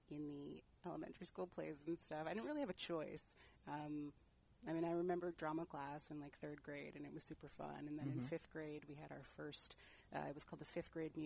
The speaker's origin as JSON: {"language": "English", "town": "New Brunswick", "region": "New Jersey", "country": "United States", "tie": "born or raised there", "also_born_or_lived": "Newark, New Jersey", "moved": "as an adult", "lives_now": "San Francisco Bay Area, United States", "said": "I was born and raised in New Jersey."}